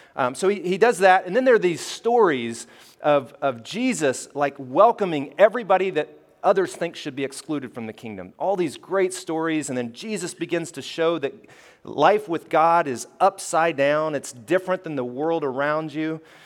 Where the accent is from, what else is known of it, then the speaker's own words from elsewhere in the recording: Alabama, United States; I grew up in Alabama